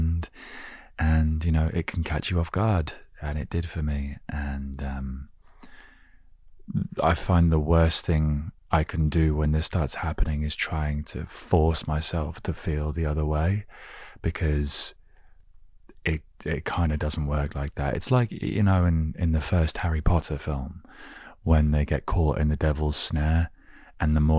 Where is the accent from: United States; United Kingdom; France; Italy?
United Kingdom; England; growing up in England